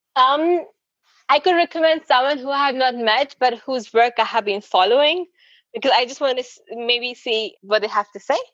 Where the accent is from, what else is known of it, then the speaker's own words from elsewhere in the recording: India; I'm from India